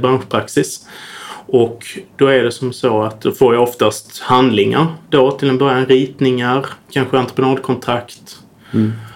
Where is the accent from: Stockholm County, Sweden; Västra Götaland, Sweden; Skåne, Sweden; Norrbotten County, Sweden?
Skåne, Sweden; Södra Sandby; där jag är uppvuxen, i Södra Sandby utanför Lund